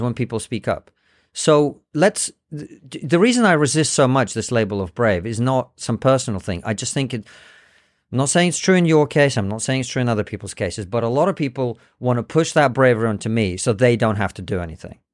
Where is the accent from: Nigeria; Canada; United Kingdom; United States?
United Kingdom; England; also born or lived in Soviet Union; I was born in the Soviet Union. I speak Russian and English. I understand both cultures. I can articulate myself pretty well. I grew up in Britain